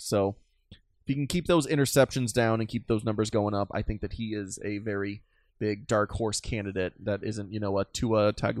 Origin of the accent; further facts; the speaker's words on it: Nebraska, United States; moved away; I grew up in Nebraska